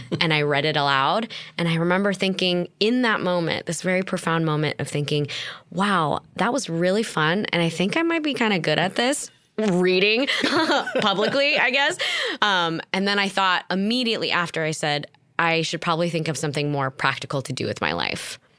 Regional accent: Torrance, California, United States; I was born in Torrance, California, raised in the South Bay

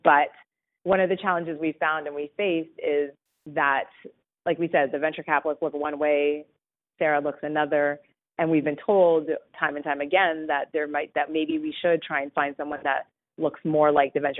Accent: Canada; I was born here in Canada, but my parents were not

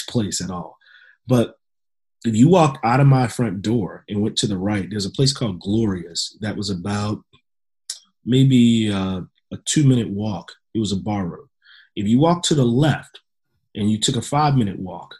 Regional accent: Louisiana, United States; I grew up in Louisiana

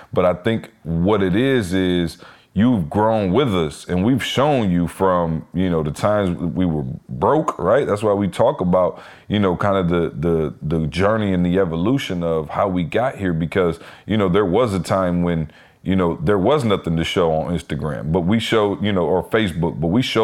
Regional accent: Lansing, Michigan, United States; I'm from Lansing

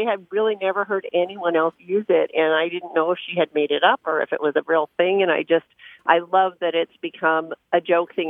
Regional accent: Bay Area, Northern California, United States; I grew up in Northern California in the Bay Area.

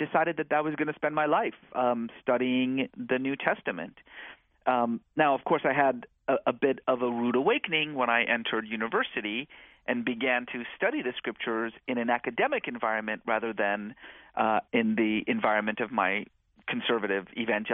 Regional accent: California, United States; also born or lived in Iran; we settled in the United States. And growing up in California in the 1980s

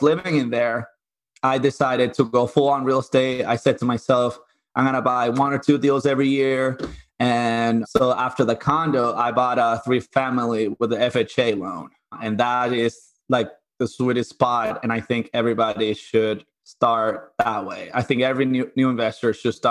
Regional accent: Dominican Republic; moved away as an adult; also born or lived in Puerto Rico; now in Connecticut, United States; I grew up in Dominican Republic

